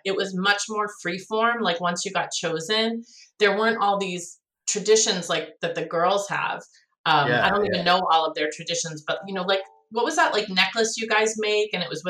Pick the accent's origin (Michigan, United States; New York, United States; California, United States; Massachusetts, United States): Massachusetts, United States; Needham; because I was from Needham, I think they were from Wellesley.